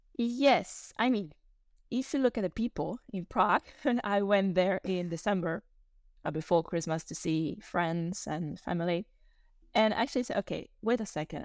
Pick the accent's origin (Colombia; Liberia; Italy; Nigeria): Italy; English is a second language; moved away as an adult; also born or lived in Switzerland / Czech Republic / Spain; I lived, I grew up in Italy for nineteen years